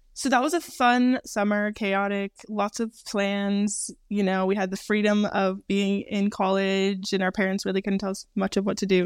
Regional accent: California, United States; moved away as an adult; also born or lived in Minnesota / Santa Clarita, California; now in Europe; Jordan and I were both raised in California. Jordan born in California, me just raised because I was born in Minnesota but moved to California when I was around 9 years old

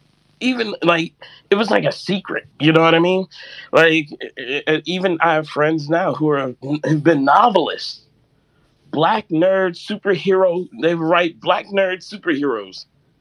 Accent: New York, United States; Well, I was in New York, and I never, like, my old, he rest in peace, my older brother, he used to draw Spider-Man.

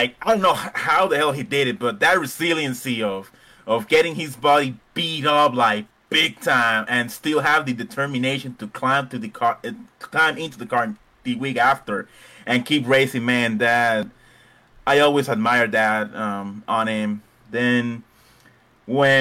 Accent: Puerto Rico; now in Fort Worth, United States; I live in Fort Worth, Texas, but I was born in a small Caribbean island called Puerto Rico

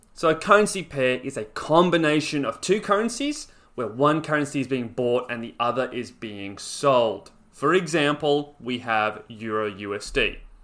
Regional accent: Australia

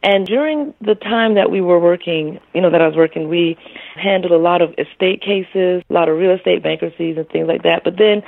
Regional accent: Florida, United States; also born or lived in Toronto, Ontario, Canada; I lived there for about 6 years of my life, basically, and came to Florida via my mother

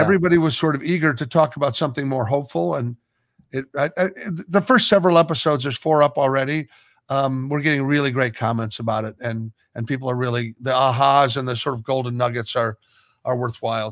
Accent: Omaha, Nebraska, United States; moved away as an adult; also born or lived in Los Angeles; being from Nebraska

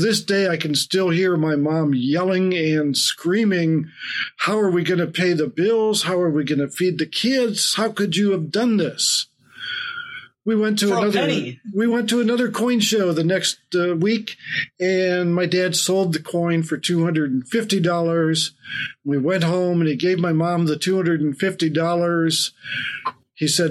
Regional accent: Findlay, Ohio, United States; I came back to Findlay, my hometown here in Ohio

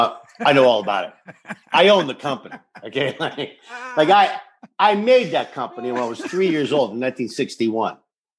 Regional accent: Saskatoon, Saskatchewan, Canada; moved away; also born or lived in Pasadena; I didn't even know what French was. And I come from an English-French country like Canada. But I came from Saskatoon, as you know, and there wasn't a lot of French, you know, speaking people then.

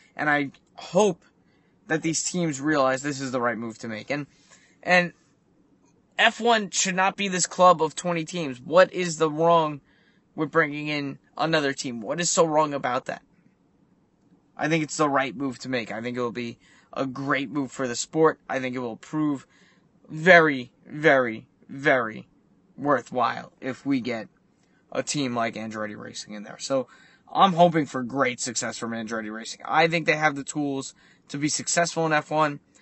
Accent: United States; as an American

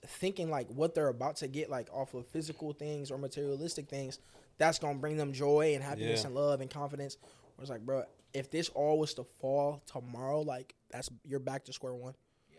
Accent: Detroit, Michigan, United States; I'm from Detroit, Michigan.

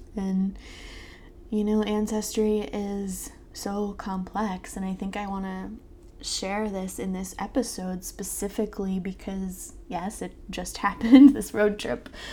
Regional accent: southern Maryland and southern Delaware, United States; now in Philadelphia, United States; I grew up in southern Maryland and southern Delaware

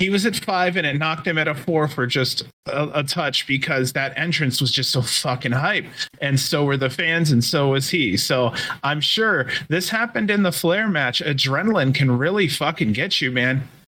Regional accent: Michigan, United States; Nope. I'm from Michigan.

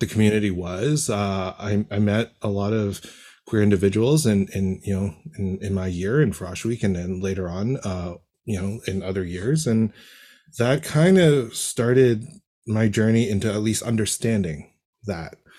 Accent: Toronto, Ontario, Canada; born and raised in Toronto

